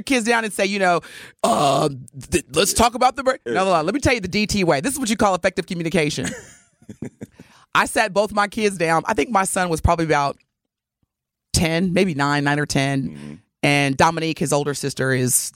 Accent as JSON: {"language": "English", "region": "the South", "country": "United States", "tie": "born or raised there", "said": "growing up in the Black Baptist Church in the South"}